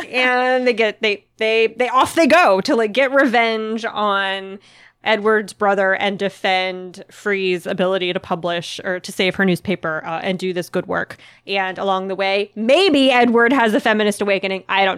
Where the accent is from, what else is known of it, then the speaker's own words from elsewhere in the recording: Puerto Rico; I'm from Puerto Rico and would like to read more not only about my island, but the ones around me as well.